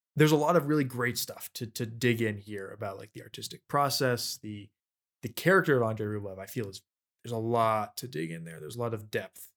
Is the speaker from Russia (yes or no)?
yes; Russia; I'm from Russia